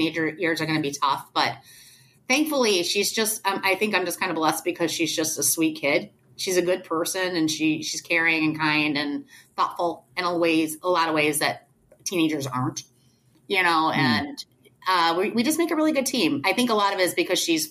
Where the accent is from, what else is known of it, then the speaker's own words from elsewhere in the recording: Detroit, Michigan, United States; I grew up in Detroit